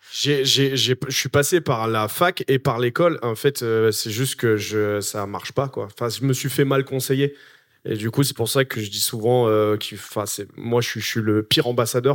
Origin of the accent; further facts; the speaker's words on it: Noisy-le-Grand, Île-de-France, France; j'ai grandi à Noisy-le-Grand